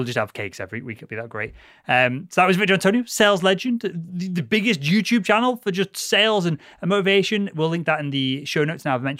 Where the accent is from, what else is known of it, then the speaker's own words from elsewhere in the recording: Liverpool, North West England, United Kingdom; moved away; also born or lived in Cambridge; I'm a Scally from Liverpool